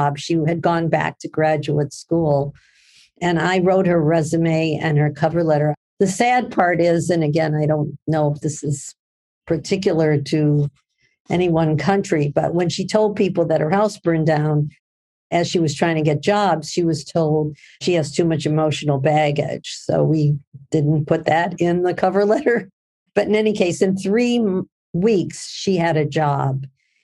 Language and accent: English; Midwest, United States; I'm from the Midwest in the United States.